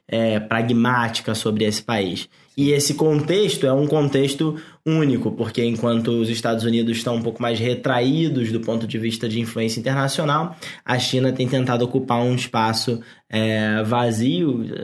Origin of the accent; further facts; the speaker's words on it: Belford Roxo, Rio de Janeiro, Brazil; a cidade de Belfor Roxo, no Rio de Janeiro, onde eu nasci.